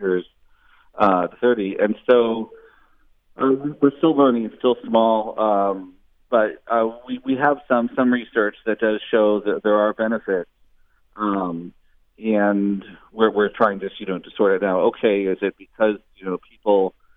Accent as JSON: {"language": "English", "area": "near Boston", "region": "Massachusetts", "country": "United States", "tie": "born or raised there", "also_born_or_lived": "Oakland, California", "moved": "yes", "lives_now": "Berkeley, United States", "said": "I grew up near Boston"}